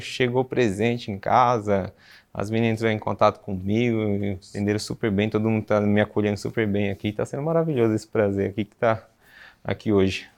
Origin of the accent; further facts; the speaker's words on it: São Paulo, Brazil; sou da capital de São Paulo, moro em São Paulo mesmo